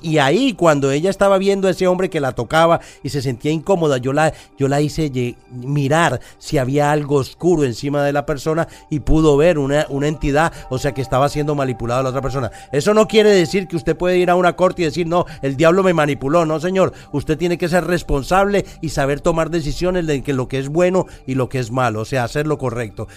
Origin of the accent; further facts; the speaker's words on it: Colombia; nosotros como colombianos